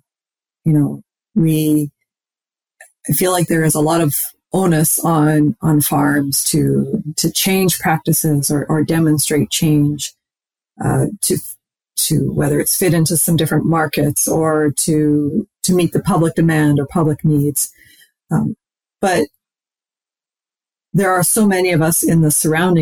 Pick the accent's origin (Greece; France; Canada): Canada; Saskatchewan; moved away as an adult; now in Minnesota, United States; I was born and raised in Saskatchewan